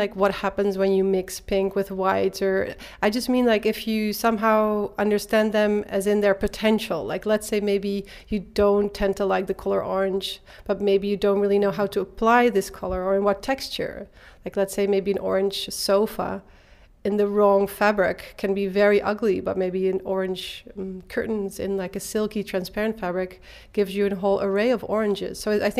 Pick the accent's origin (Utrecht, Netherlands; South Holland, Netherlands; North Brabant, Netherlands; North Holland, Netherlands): North Brabant, Netherlands; Eindhoven; I was born and raised in Eindhoven.